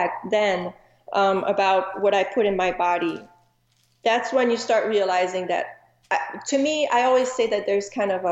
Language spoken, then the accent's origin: English; Montreal, Quebec, Canada; moved away as an adult; also born or lived in Chicago; now in Arizona, United States; I'm originally from Montreal, Canada.